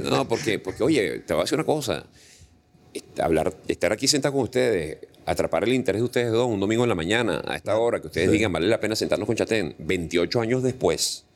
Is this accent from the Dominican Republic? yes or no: no; Venezuela; moved away as an adult; now in Panama; sueño con el momento en que yo regrese a mi país